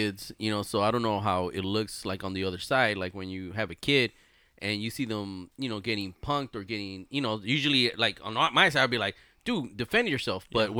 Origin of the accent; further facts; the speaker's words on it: Harbor-UCLA hospital, Los Angeles County, California, United States; born or raised there